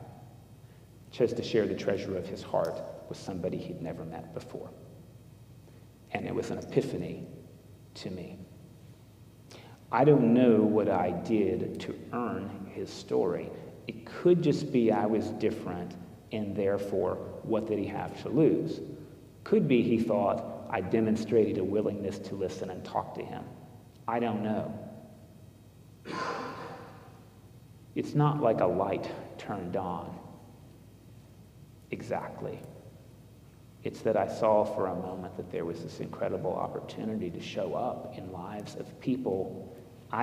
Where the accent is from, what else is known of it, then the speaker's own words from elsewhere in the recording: United States; as an American